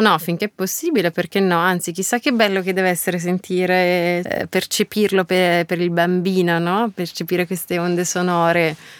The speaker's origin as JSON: {"language": "Italian", "town": "Lucca", "region": "Tuscany", "country": "Italy", "tie": "born or raised there", "also_born_or_lived": "Milan", "moved": "yes", "said": "io abitavo ancora a Lucca, nella mia città natale"}